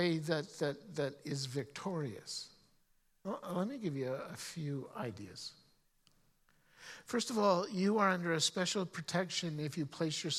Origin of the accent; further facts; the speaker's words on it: Canada; as a Canadian. Now, some of you have heard stories of me talking about growing up and growing up in the mountains